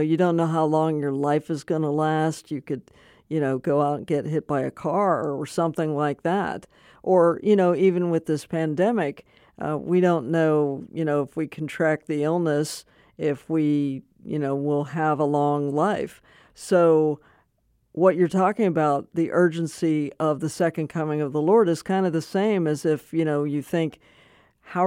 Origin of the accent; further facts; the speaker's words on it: Pennsylvania, United States; moved away; I'm actually from Pennsylvania